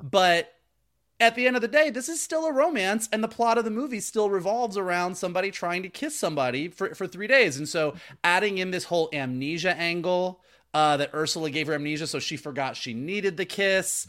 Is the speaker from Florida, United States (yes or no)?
yes; Florida, United States; now in Los Angeles, United States; I grew up in Florida